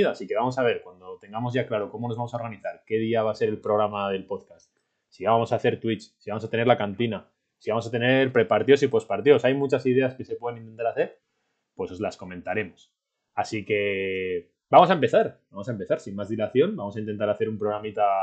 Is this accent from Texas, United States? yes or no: no; Miami, Florida, United States; Y así nos da además una, una perspectiva quizá diferente a nosotros tres, que somos los tres de Miami.